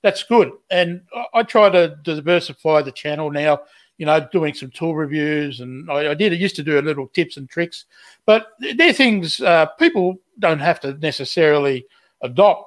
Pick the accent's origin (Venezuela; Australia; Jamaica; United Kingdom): Australia; we as Australian makers